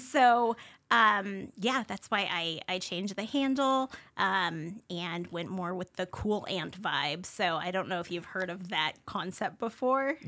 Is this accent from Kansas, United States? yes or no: no; Spokane, Washington, United States; also born or lived in Honolulu, Hawaii; I grew up here, um, on the South Hill